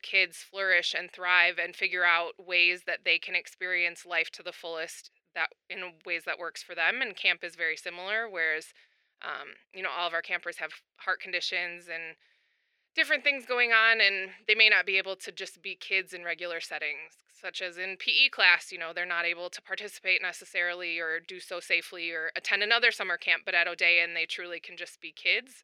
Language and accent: English; outside the Twin Cities, Minnesota, United States; moved away as an adult; now in Chicago, United States; I grew up right outside of the Twin Cities, and my mom actually used to sing in church choir